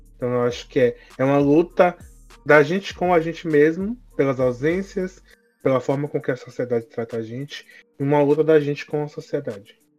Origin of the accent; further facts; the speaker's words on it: Bahia, Brazil; sou baiano